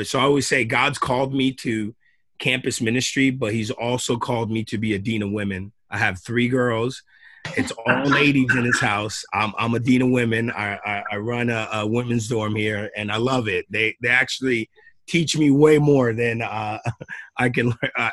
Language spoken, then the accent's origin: English; Long Island, New York, United States; moved away as an adult; now in Springfield, United States; I grew up in Long Island, New York